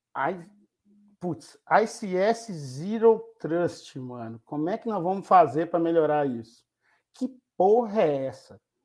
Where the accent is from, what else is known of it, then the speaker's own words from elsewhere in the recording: Belo Horizonte, Minas Gerais, Brazil; moved away; Estou num quarto de hotel na cidade de Belo Horizonte, minha terra querida